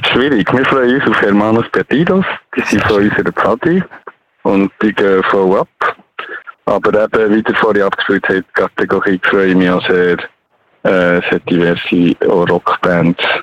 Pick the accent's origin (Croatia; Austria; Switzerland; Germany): Switzerland; Biel, Bern; Ich bin in Biel aufgewachsen